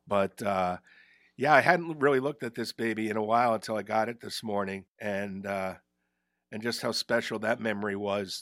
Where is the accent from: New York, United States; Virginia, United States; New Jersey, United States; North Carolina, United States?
New Jersey, United States; Ridgewood; moved away; also born or lived in Providence / Albany; I grew up in Ridgewood in Bergen County